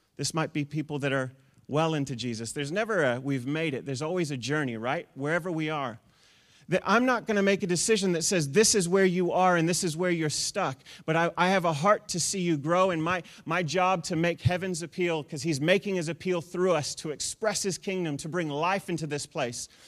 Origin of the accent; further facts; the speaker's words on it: New Zealand; moved away; also born or lived in United States; we're from New Zealand